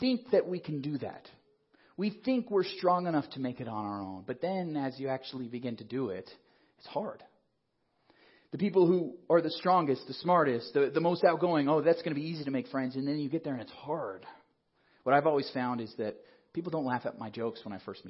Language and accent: English; Colorado Springs, Colorado, United States; also born or lived in Nebraska; now in Denver, United States; I grew up in Colorado Springs. I wasn't born here, but pretty much my whole life was raised in Colorado